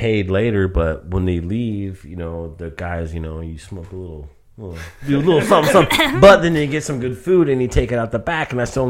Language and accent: English; Manhattan, New York, United States; You know, I'm from Manhattan.